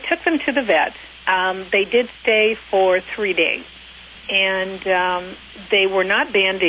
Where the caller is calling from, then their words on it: Long Beach, California, United States; Long Beach, California.